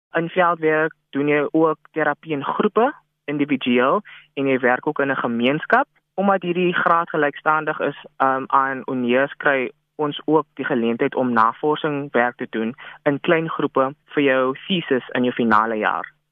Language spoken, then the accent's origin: Afrikaans; Worcester, Western Cape, South Africa; moved away as an adult; now in Mpumalanga, South Africa; Ek is oorspronklik van Woester